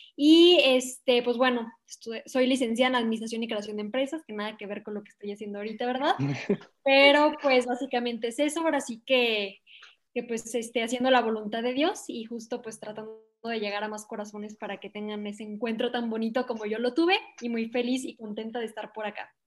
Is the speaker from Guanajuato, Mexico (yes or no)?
yes; León, Guanajuato, Mexico; soy de León, Guanajuato, México